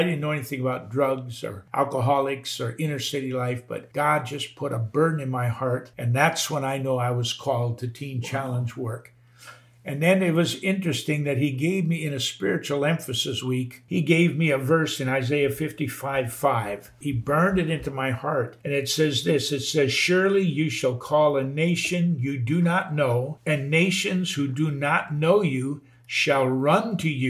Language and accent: English; North Dakota, United States; I grew up in North Dakota on a cattle ranch and in a Christian home, but I wasn't born again until I was 17.